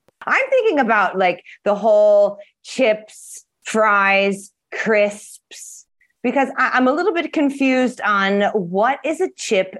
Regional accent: United States

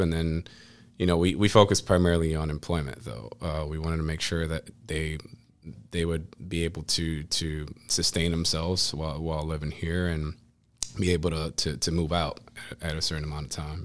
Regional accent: Cleveland, Ohio, United States; also born or lived in Puerto Rico / Hartford, Connecticut / New York City; I grew up in the community. I went to all the um, Cleveland public schools

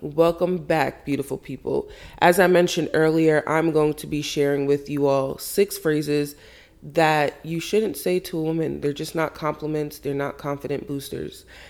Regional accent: Jamaica; I was brought up, I'm Jamaican, big Caribbean family

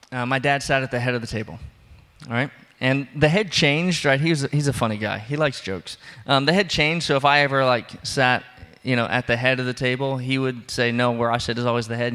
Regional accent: the South, United States; I am from the South, but we don't do that.

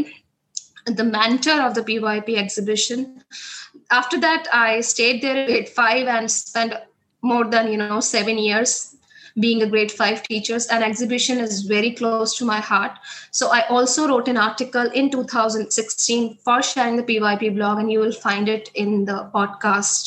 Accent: India; moved away as an adult; now in Bangladesh; I'm an Indian by nationality, currently located in Bangladesh

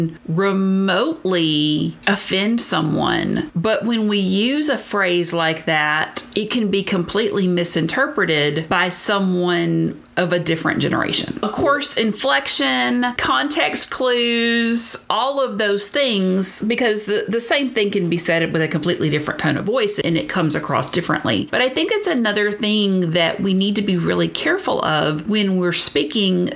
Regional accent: Deep South, United States; If you can't tell from my accent, I grew up in the very deep South

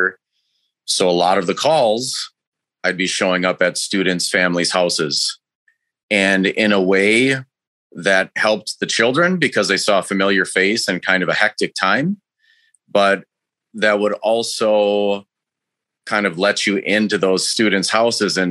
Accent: Racine, Wisconsin, United States; also born or lived in Jackson, Wisconsin; I grew up in Racine, Wisconsin

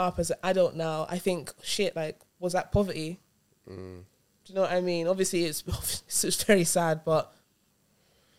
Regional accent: United Kingdom; I'm British because I was born here

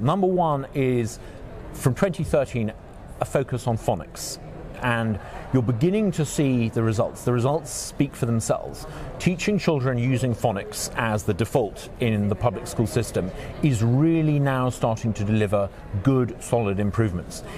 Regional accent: United Kingdom; moved away as an adult; now in Mississippi, United States; I'm from the UK, I'm British.

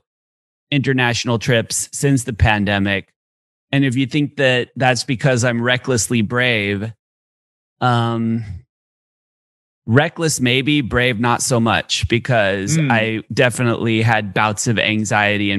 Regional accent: San Diego, California, United States; moved away as an adult; now in Austin, United States; I'm from San Diego. I grew up in San Diego, but I live in Austin now

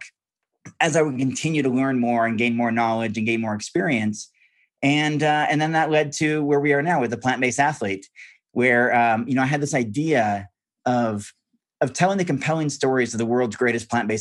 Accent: Corvallis, Oregon, United States; I grew up on a farm in Western Oregon. Corvallis is my hometown.

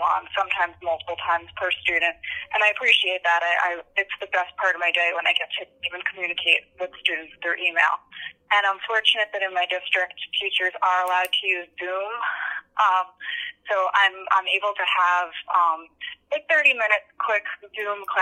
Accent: Long Island, New York, United States; moved away as an adult; now in Pennsylvania, United States; I grew up on Long Island, so I went to Lumbrook High School on Long Island

